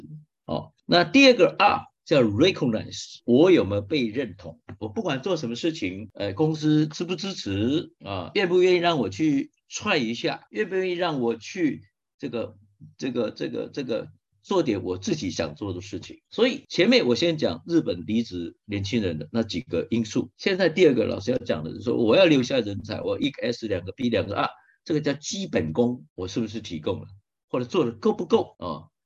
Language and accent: Chinese; Taiwan; 像基本上日本也好，或者我们台湾人也好，我们都是属于勤奋的工作者